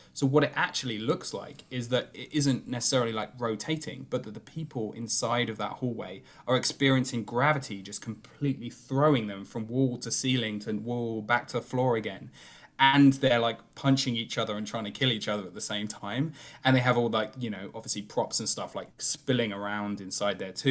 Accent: United Kingdom; I'm a Brit

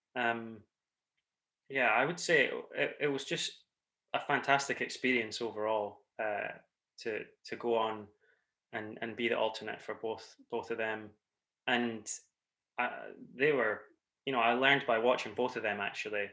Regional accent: Scotland, United Kingdom; accent: Scottish; I'm the Scottish accent that you'll recognise

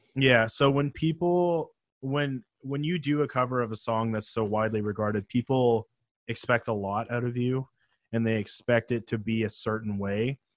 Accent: Penticton, British Columbia, Canada; where I grew up in Penticton, which is a small town in the uh, interior of British Columbia

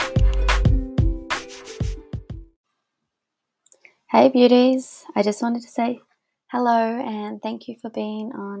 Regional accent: New Zealand; now in Australia; And I'm from New Zealand. We met when I was living in New Zealand and now I live in Australia.

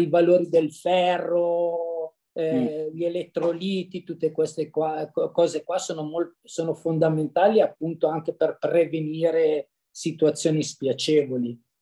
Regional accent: Cesano Maderno, Lombardy, Italy; io sono di Cesano Maderno, in provincia di Monza Brianza

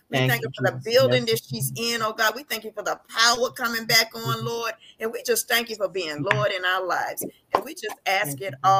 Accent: Washington, District of Columbia, United States; now in Houston, United States; I'm from Washington, D.C.

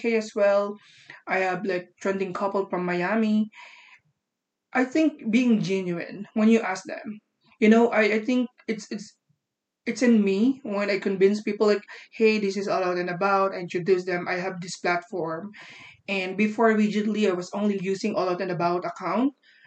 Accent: Philippines; I'm from the Philippines

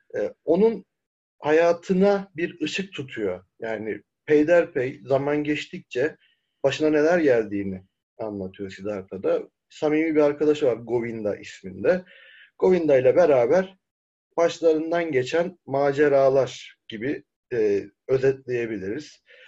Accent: Çukurova, Turkey

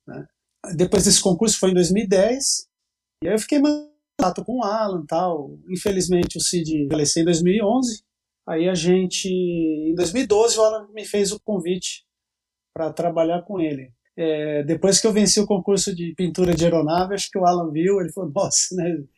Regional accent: Campinas, São Paulo, Brazil; sou de Campinas, São Paulo

